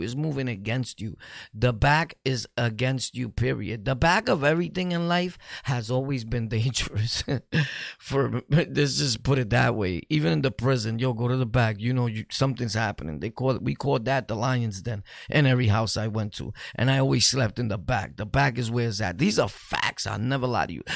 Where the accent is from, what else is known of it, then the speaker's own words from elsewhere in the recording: New York, United States; We're from New York